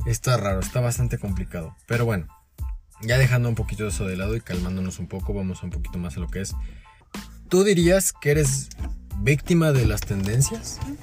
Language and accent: Spanish; Mexico; muchos de nosotros como mexicanos